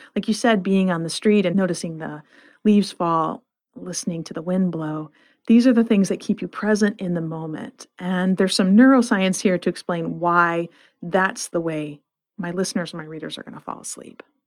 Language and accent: English; Flint, Michigan, United States; I grew up in Flint, Michigan